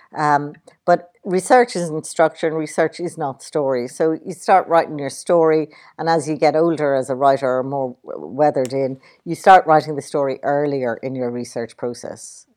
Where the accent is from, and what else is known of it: Ireland